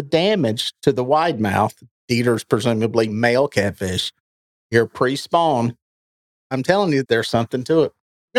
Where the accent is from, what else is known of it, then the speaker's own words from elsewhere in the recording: Gaston County, North Carolina, United States; accent: Southern; born and raised Gaston County.